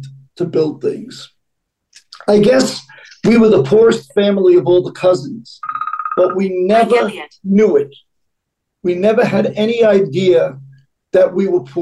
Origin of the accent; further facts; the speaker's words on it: New York City, New York, United States; I grew up in East New York, Brooklyn, in a small house.